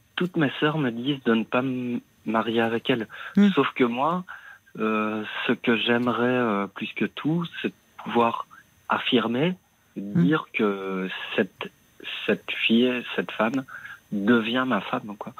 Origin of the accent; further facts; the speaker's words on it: Liège, Wallonia, Belgium; now in Brussels, Belgium; je suis né à Liège. Euh, j'habite euh, donc son appartement pour le moment à Bruxelles